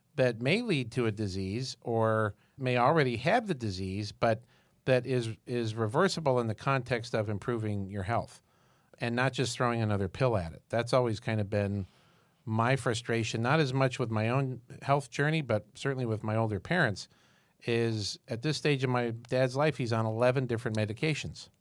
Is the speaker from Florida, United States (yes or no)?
no; Syracuse, New York, United States; I'm from Syracuse, New York